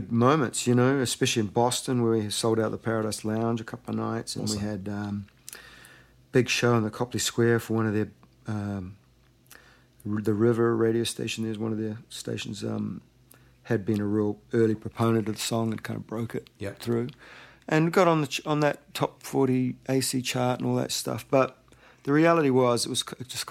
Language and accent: English; Auckland, New Zealand; moved away as an adult; now in Santa Monica, United States; my hometown there and wandering up and down Ponsonby Road